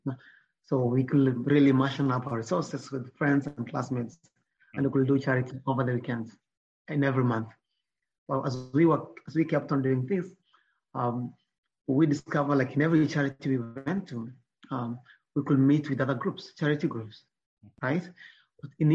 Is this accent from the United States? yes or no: no; Nyamira, Nyamira County, Kenya; I grew up in Nyamira